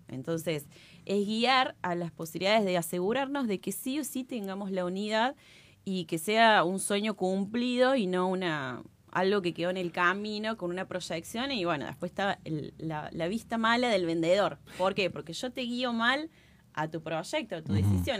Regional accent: Córdoba, Argentina; como buena cordobesa

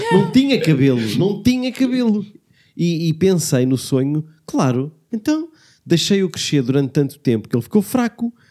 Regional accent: Lisbon, Portugal; accent: Lisbon; é o sotaque de Lisboa que é aquele não há sotaque.

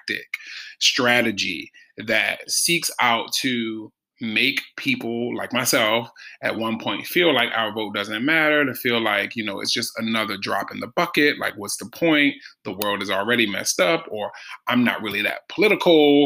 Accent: Baltimore, Maryland, United States; growing up in Baltimore

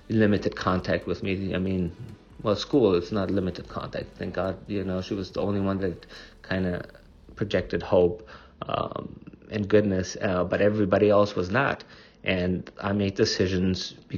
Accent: Germany; moved away; I grew up in Germany.

